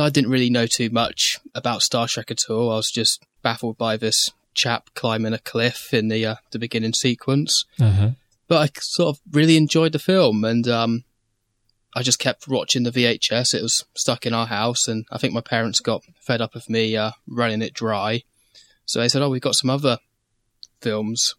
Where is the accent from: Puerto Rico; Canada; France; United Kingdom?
United Kingdom; I'm British